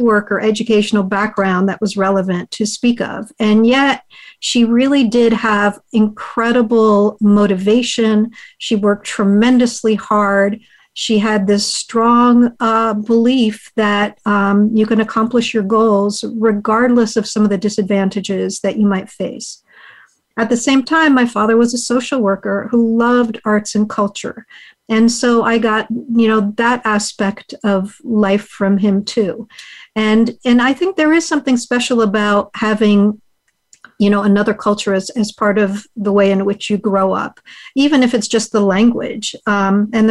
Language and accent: English; United States; first language Hungarian; English is a second language; my parents are immigrants from Hungary. They met in the U.S. and raised their family. My first language is Hungarian.